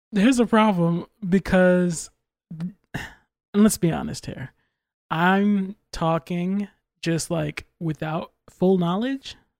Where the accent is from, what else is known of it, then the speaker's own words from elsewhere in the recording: United States; I'm American